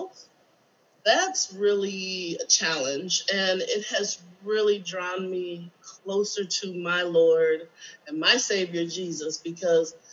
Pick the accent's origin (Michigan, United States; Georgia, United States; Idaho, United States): Michigan, United States; moved away as an adult; my hometown, Michigan